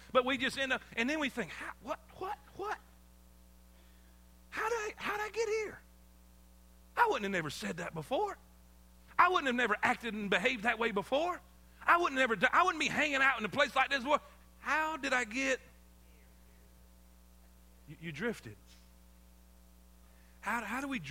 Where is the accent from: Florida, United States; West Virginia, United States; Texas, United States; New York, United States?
Florida, United States; South; moved away as an adult; also born or lived in South Carolina; I grew up in South Florida on the beach. I mean, my whole life I grew up by the ocean